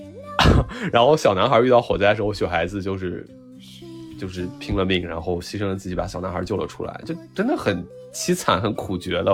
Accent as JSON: {"language": "Chinese", "region": "Northwest China", "country": "China", "tie": "born or raised there", "said": "我小时候成长的环境是那个西北的工业小城市"}